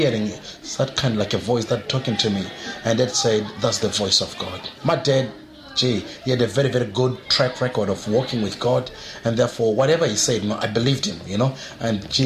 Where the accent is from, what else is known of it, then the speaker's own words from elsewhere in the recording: South Africa; also born or lived in Zimbabwe; now in Perth, Australia; I was born in Zimbabwe, but I spent most of my time in South Africa. And that's when I grew up.